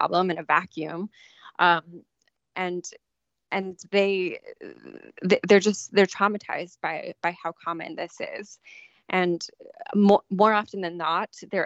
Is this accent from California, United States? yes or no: yes; San Diego, California, United States; where I was growing up in San Diego